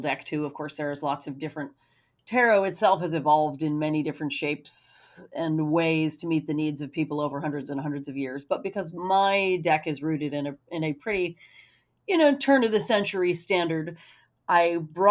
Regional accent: United States; my experience as a person growing up in America

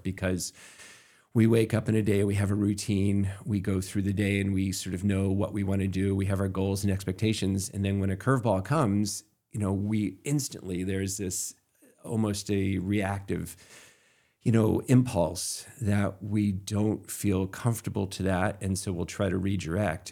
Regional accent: Camden, Maine, United States; I grew up in Camden and Midcoast

